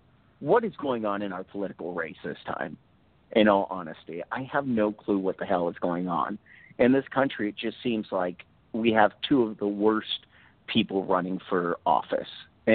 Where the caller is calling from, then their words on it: Seattle, Washington, United States; This is …. I'm going from Seattle.